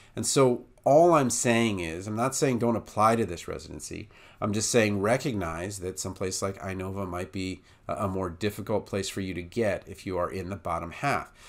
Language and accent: English; Iowa, United States; I do help a lot of students in my home state